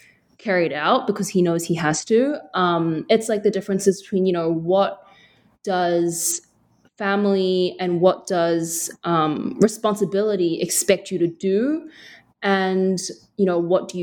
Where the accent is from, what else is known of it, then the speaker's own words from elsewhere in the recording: New Zealand; an Asian girl growing up in New Zealand